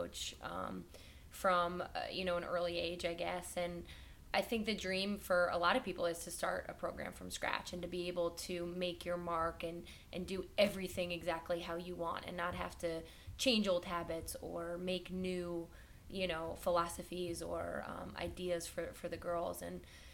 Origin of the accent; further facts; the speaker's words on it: New Jersey, United States; moved away as an adult; also born or lived in Chicago; now in Los Angeles, United States; I'm from New Jersey and I went to Chicago